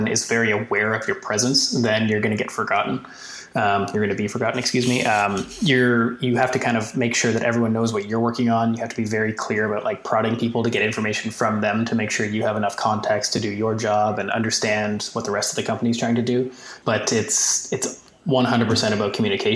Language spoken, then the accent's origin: English; Canada; as a Canadian